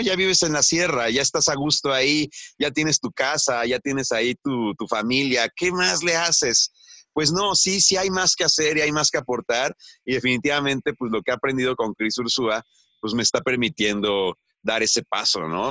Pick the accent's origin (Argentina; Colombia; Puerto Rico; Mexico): Mexico; Mexico City; moved away as an adult; now in Oaxaca, Mexico; yo crecí en la Ciudad de México y trabajé en la Ciudad de México